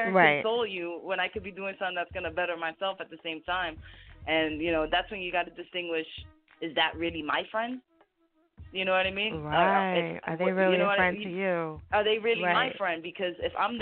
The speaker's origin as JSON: {"language": "English", "region": "New Jersey", "country": "United States", "said": "my home state"}